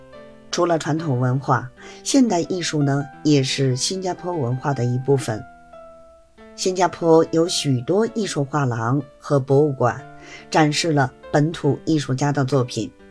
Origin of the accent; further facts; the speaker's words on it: Beijing, China; 感谢大家呢收听本期的播客节目，